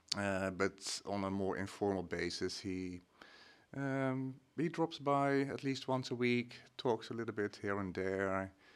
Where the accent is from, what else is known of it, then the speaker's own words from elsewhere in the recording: Netherlands; moved away as an adult; now in Sweden; I'm, uh, Dutch.